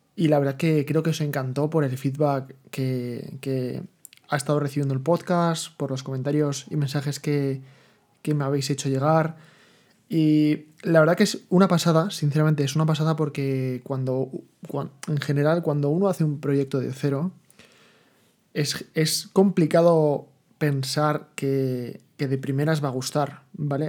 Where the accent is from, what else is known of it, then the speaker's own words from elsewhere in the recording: Madrid, Community of Madrid, Spain; moved away as an adult; also born or lived in Seville; yo soy de Madrid, ¿vale? De siempre.